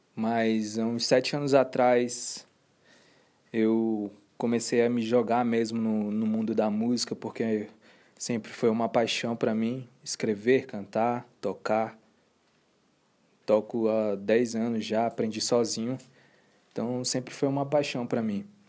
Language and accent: Portuguese; Boa Vista, Roraima, Brazil; now in Brasília, Brazil; nasci em Roraima, em Boa Vista, Roraima. Em 2007, eu vim para Brasília.